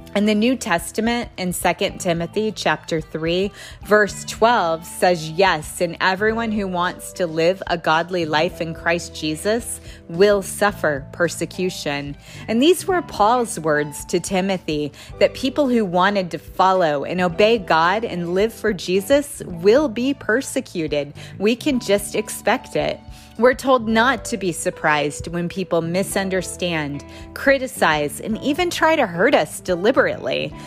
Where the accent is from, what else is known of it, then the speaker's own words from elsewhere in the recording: United States; As an American